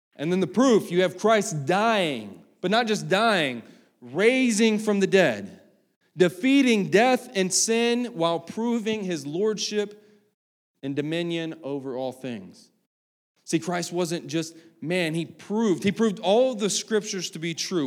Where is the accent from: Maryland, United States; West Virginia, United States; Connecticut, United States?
West Virginia, United States; I'm from West Virginia